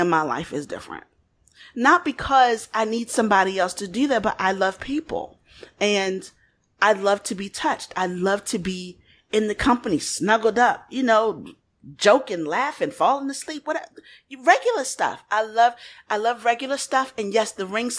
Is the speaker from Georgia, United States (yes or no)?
no; Baltimore, Maryland, United States; I come from Baltimore